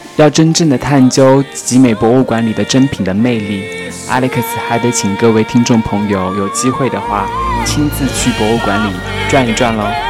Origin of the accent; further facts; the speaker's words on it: Changsha, Hunan, China; now in Paris, France; 身为长沙人的我